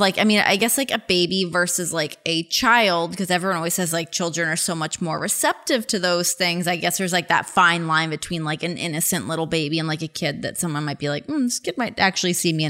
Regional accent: Toronto, Ontario, Canada; now in Cincinnati, United States; I'm from Toronto.

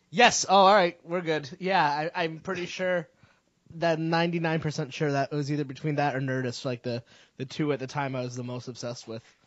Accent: Connecticut, United States; moved away; I grew up in Connecticut, and then I moved here.

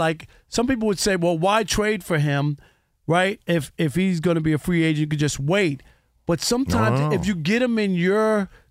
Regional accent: New York, United States; born there; Just because I was born in New York

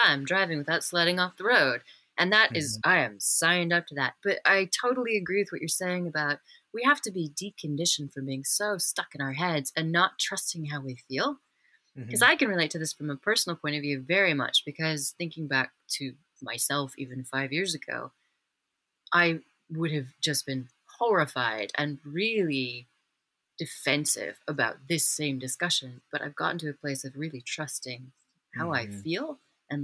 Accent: Wyoming, United States; I'm from Wyoming

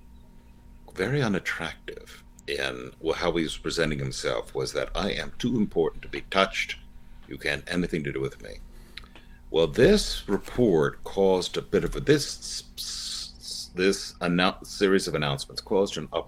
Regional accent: United States; I'm an American.

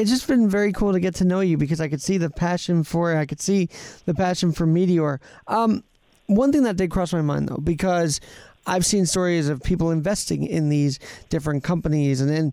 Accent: New York, United States; we're both from New York

